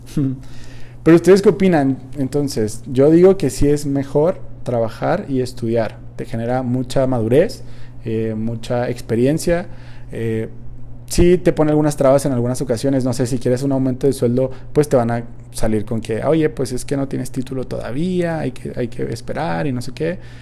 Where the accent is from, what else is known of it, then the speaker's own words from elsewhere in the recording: Mexico; como buen mexicano